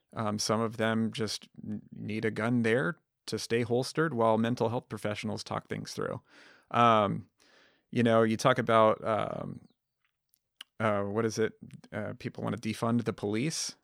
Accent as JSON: {"language": "English", "region": "Southwest Colorado", "country": "United States", "tie": "born or raised there", "moved": "yes", "said": "I grew up in Southwest Colorado with Izzy, um, you know, in a, in a tiny town"}